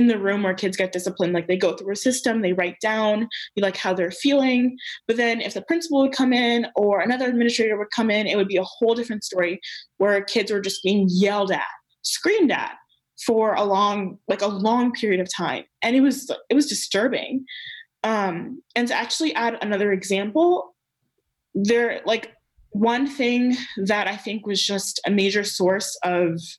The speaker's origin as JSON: {"language": "English", "region": "Maryland", "country": "United States", "tie": "born or raised there", "said": "I grew up in Maryland"}